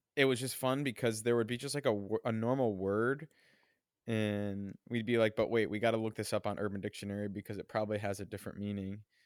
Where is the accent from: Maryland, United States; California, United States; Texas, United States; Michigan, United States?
Michigan, United States; moved away; also born or lived in Hong Kong; I'm from Michigan. I'm from the Midwest